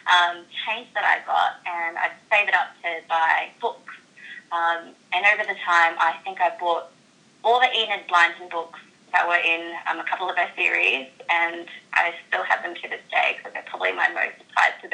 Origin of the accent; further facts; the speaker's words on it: Brisbane, Queensland, Australia; we moved up to Brisbane, and I guess that's basically where I feel like I've grown up my whole life because I was so young.